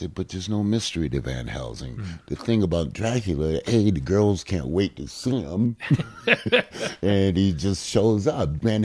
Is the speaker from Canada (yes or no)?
no; Hartford, Connecticut, United States; moved away as an adult; also born or lived in Washington, D.C.; growing up in Hartford, Connecticut